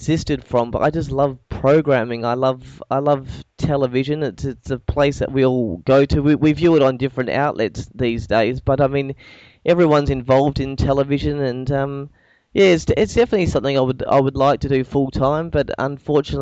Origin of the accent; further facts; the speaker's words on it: Perth, Western Australia, Australia; I'm actually from Perth